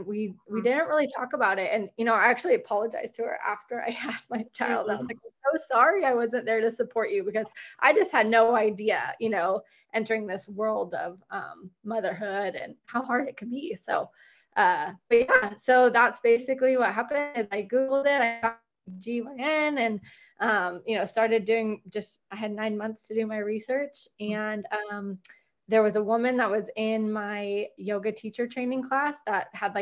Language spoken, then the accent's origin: English; Sonoma County, California, United States; now in Dripping Springs, United States; I'm from Sonoma County, but I live in right in the outskirts of Austin, Texas. I live in Dripping Springs, Texas now